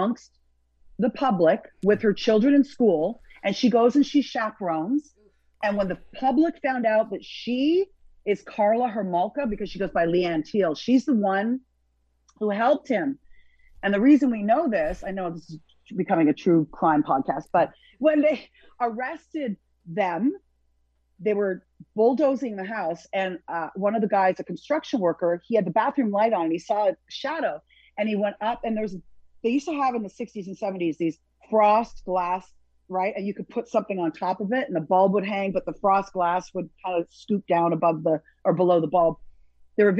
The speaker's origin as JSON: {"language": "English", "town": "Burlington", "region": "Ontario", "country": "Canada", "tie": "born or raised there", "also_born_or_lived": "Toronto / Montreal", "moved": "as an adult", "lives_now": "Miami, United States", "said": "And finally a family adopted me from Burlington"}